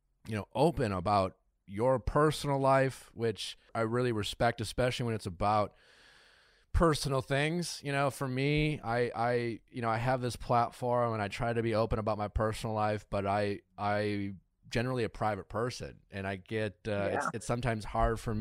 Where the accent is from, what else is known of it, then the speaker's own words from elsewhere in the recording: Wisconsin, United States; now in Los Angeles, United States; I grew up in Wisconsin.